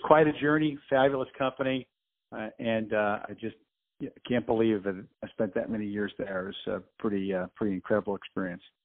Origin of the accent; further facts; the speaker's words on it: New Jersey, United States; I grew up in New Jersey